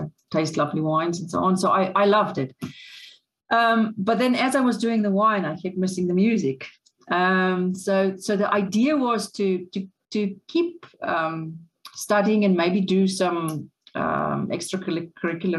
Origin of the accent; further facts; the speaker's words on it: Paarl, Western Cape, South Africa; I grew up in Paarl, so it was in the winelands.